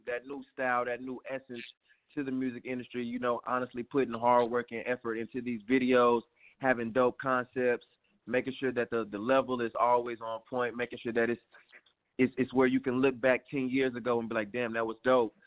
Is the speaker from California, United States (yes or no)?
no; Houston, Texas, United States; I'm calling from Houston, Texas right now. I'm home, Houston, Texas. That's where I'm originally from